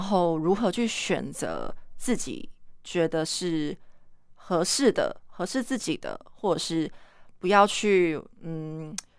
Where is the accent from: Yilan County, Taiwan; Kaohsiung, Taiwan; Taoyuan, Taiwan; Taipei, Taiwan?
Kaohsiung, Taiwan; 其实我是高雄人